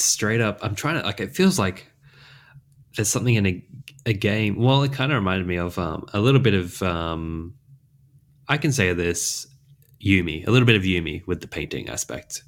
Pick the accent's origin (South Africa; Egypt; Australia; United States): Australia; accent: mild Australian; a person who lives in Australia, I've got a pretty mild accent